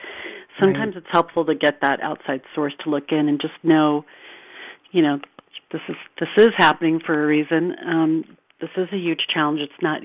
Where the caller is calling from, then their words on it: California, United States; I'm calling from Northern California.